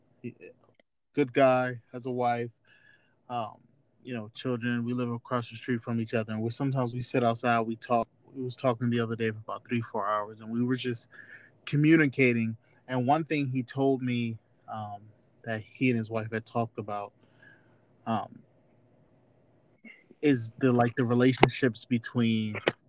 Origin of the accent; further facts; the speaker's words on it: United States; also born or lived in New Jersey / Atlanta, Georgia / Fort Valley, Georgia; I grew up in New Jersey, grew up in Atlanta, very, very Black communities.